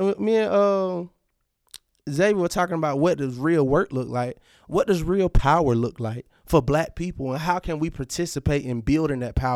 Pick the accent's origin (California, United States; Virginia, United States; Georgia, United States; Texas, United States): Georgia, United States; I'm a true Georgia boy